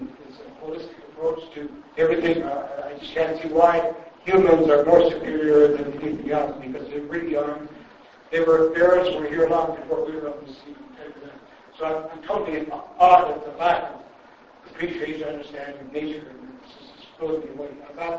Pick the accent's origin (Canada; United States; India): Canada; Saskatchewan; now in Alberta, Canada; and I'm probably from Saskatchewan